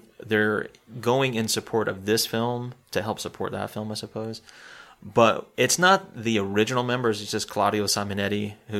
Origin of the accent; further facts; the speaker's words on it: Spartanburg, South Carolina, United States; moved away; I'm playing in my hometown. So if anybody's in Spartanburg listening